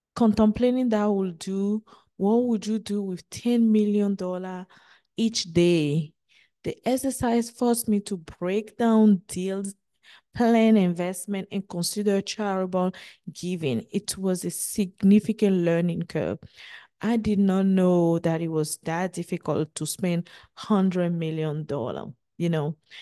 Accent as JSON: {"language": "English", "country": "Benin", "tie": "born or raised there", "also_born_or_lived": "United States", "moved": "as an adult", "said": "twenty-five year of living my hometown, Benin"}